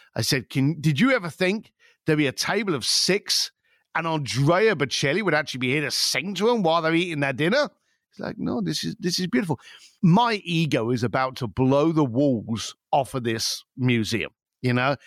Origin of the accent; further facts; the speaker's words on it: London, United Kingdom; I'm an Irish lad from East London